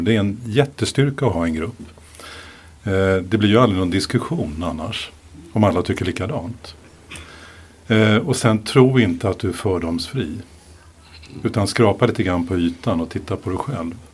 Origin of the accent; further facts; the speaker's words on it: Sweden; Jag är ju ursvensk